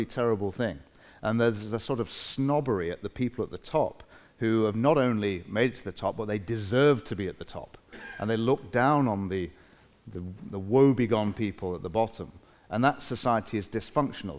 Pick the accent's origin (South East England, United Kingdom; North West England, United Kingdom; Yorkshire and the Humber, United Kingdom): North West England, United Kingdom; Manchester; I grew up in Manchester, in a not particularly salubrious part of town